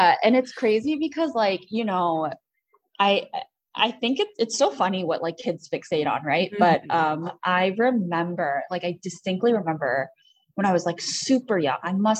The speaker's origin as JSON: {"language": "English", "town": "Rochester", "region": "New York", "country": "United States", "tie": "born or raised there", "also_born_or_lived": "Queens, New York City", "moved": "yes", "lives_now": "Washington, DC, United States"}